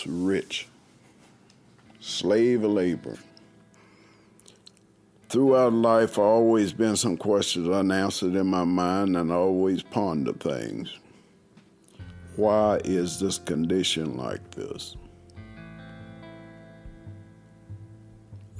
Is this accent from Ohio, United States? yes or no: no; Buckingham, Virginia, United States; I'm originally from here, Laurie Lane, less than 1,000 yards from here. That's where I grew up